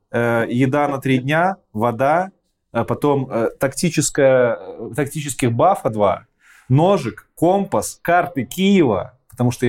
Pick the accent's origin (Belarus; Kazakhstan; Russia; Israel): Belarus; moved away as an adult; also born or lived in Kyiv; now in Katowice, Poland; мы же белорусы